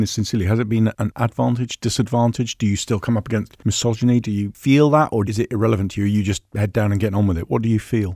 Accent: Plymouth, South West England, United Kingdom; accent: Devon; also born or lived in Surrey; I came down to Plymouth when I was about seven or eight, and I've never managed to get the full Jana accent

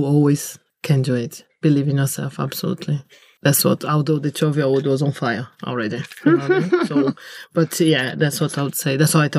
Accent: Brazil; English is a second language; I'm from Brazil

